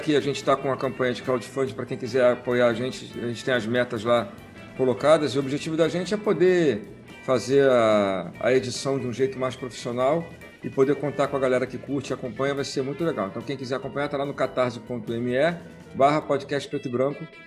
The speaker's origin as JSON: {"language": "Portuguese", "town": "Nilópolis", "region": "Rio de Janeiro", "country": "Brazil", "tie": "born or raised there", "also_born_or_lived": "Paulo de Frontin, Rio de Janeiro", "lives_now": "Rio de Janeiro, Brazil", "said": "eu morei em Nilópolis por qua, mais de trinta anos, que é na Baixada Fluminense, né? Nasci em Paulo de Fronten, que é, nem era município, era, pertencia a Paracambi"}